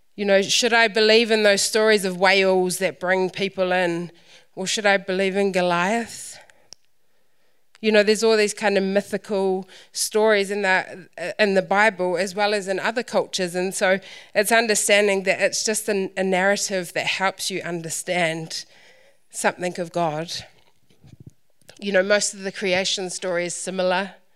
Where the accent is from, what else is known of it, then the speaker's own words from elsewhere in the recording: Waitara, Taranaki, New Zealand; I'm from Waitara